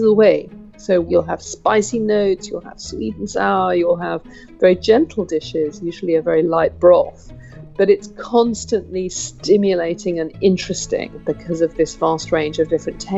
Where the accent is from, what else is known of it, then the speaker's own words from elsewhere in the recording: United Kingdom; I'm a British cook and food writer specialising in Chinese cuisine